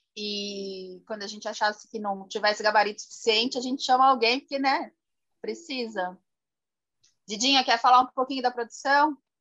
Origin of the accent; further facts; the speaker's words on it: São Paulo, Brazil; a gente é de São Paulo